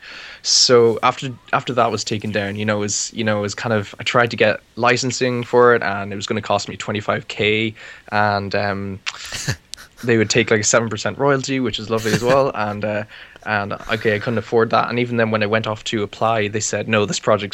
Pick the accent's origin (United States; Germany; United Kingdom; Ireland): Ireland; I'm from Ireland, and I live in the middle of nowhere